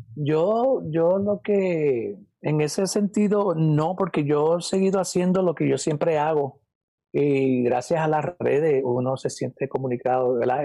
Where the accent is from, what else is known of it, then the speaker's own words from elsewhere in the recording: Puerto Rico; moved away as an adult; also born or lived in New York, United States; now in United States; yo no nací en Puerto Rico, yo nací acá en Estados Unidos, yo nací en Nueva York. Este, yo soy New Yorkican